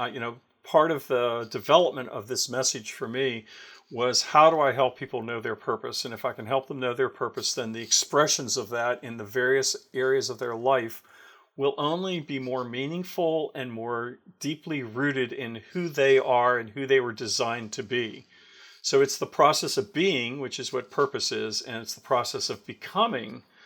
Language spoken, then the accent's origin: English; Pittsburgh, Pennsylvania, United States; moved away; we're both from Pittsburgh